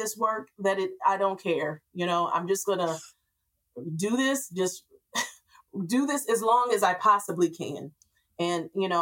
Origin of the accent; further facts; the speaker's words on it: Grand Rapids, Michigan, United States; moved away; I came back to Grand Rapids. I'm from Grand Rapids